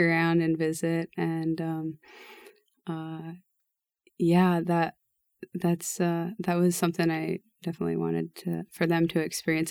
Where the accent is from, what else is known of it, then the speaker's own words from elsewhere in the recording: Lincoln Diocese, Nebraska, United States; we grew up in the Lincoln Diocese